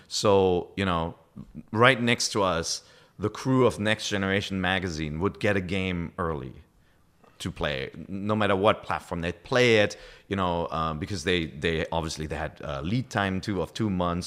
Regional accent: Germany; accent: German; first language German; English is a second language; moved away as an adult; also born or lived in Japan; German is my, my, my native language

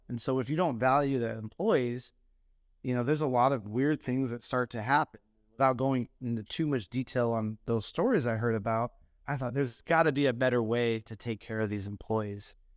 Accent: Phoenix, Arizona, United States; I grew up in Phoenix

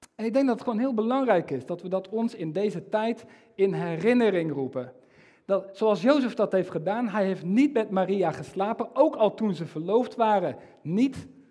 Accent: Netherlands; ik als, als Nederlander

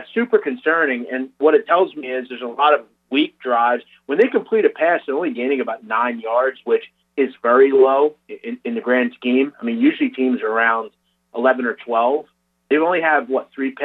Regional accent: Philadelphia, Pennsylvania, United States; I'm from Philadelphia, I'm not from that area

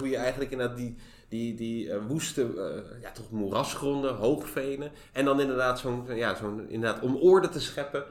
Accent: Zoetermeer, South Holland, Netherlands; ik kom uit de Finexwijk in eh, Zoetermeer

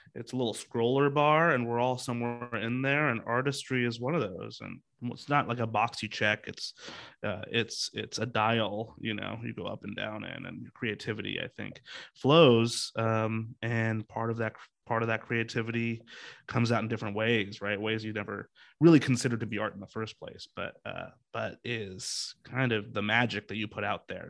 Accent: Seattle, Washington, United States; I grew up here in Seattle

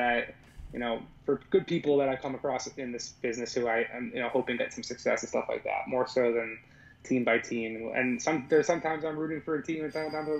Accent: Philadelphia, Pennsylvania, United States; moved away; also born or lived in Boston; I grew up from Philly

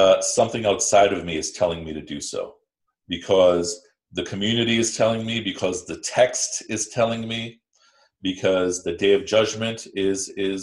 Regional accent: Midwest, United States; I grew up in the Midwest

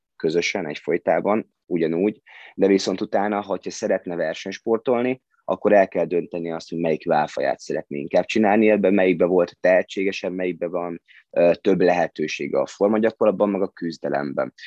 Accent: Hungary; ide születtem

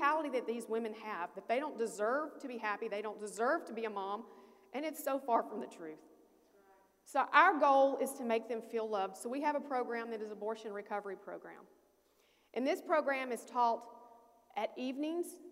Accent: Alabama, United States; moved away; I'm from a small town in Alabama

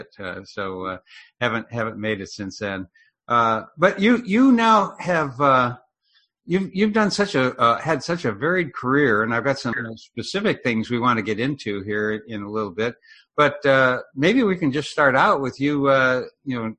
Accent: Elgin, Illinois, United States; moved away; also born or lived in Southern California; I grew up in Elgin, which, you know, we always said Chicago

